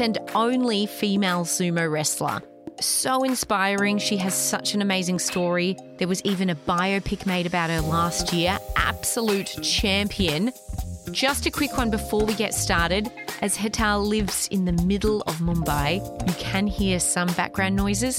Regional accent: Australia; I grew up in Australia.

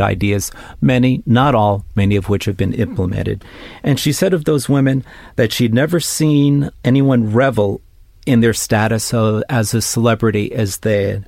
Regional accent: New York City, New York, United States; a native New Yorker, someone who was born and raised in New York City

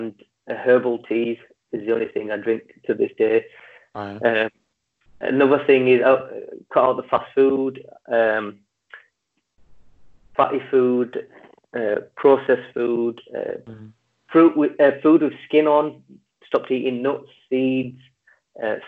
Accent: Leeds, Yorkshire and the Humber, United Kingdom; I'm from Leeds, and in our region we have Yorkshire and North East

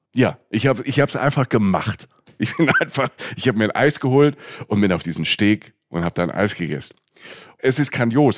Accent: Rhineland-Palatinate, Germany; also da wo ich herkomme, in der, in der Pfalz

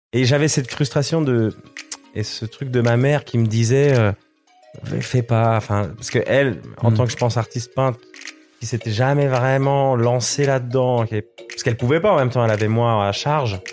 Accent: Switzerland; moved away as an adult; now in France; en tant que Suisse

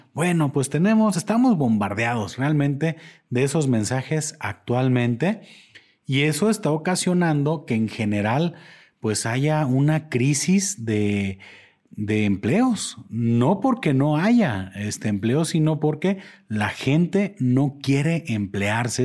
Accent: Mexico; como mexicanos

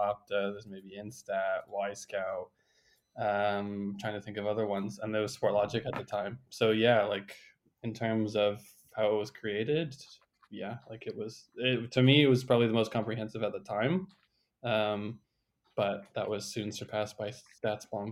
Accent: Canada; As a Canadian

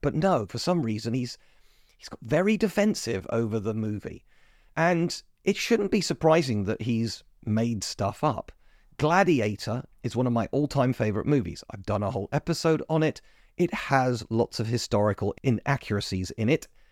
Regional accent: United Kingdom; As a British person

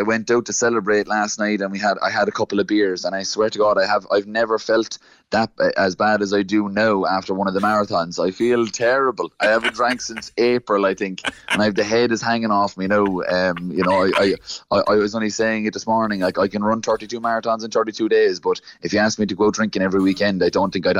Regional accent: Glanmire, Munster, Ireland; I started in my hometown of Glanmire in Glanmire GAA Football Club.

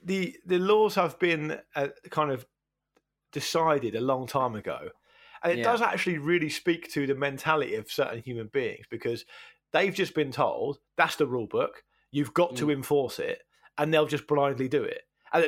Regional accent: Portsmouth, South East England, United Kingdom; when I was a kid, growing up in Portsmouth, it was only really sailors and criminals that had tattoos

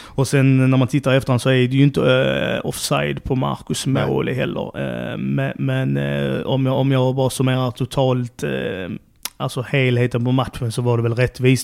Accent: Trelleborg, Skåne, Sweden; moved away as an adult; also born or lived in Helsingborg / Gothenburg; eller född är jag inte men jag är uppvuxen i Trelleborg

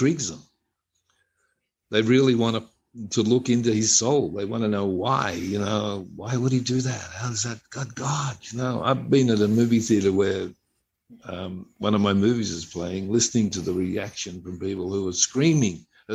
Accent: Australia; I'm an Australian

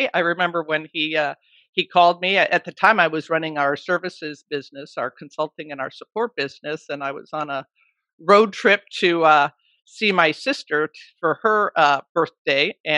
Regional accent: Brookfield, Wisconsin, United States; now in Seattle, United States; I grew up in Brookfield, Wisconsin

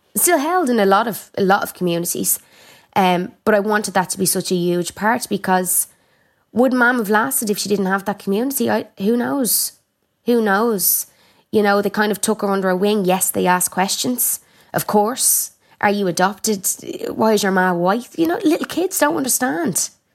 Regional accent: Ireland; I'm Irish

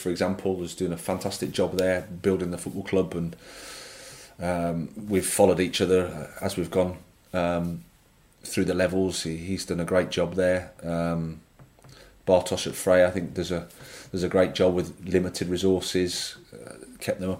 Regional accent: England, United Kingdom; I'm an Englishman, so I can say this that it is quite um, blinkered to, to you know English football

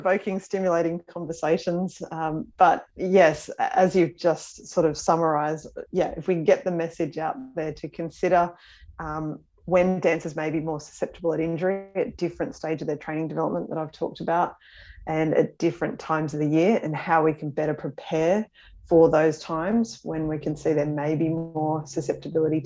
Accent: Australia; Growing up in Australia

